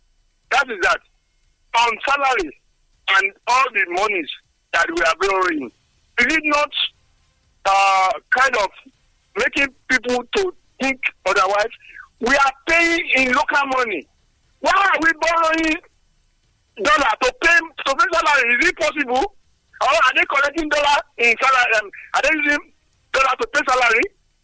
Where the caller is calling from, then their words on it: Nigeria; I'm calling from Songo.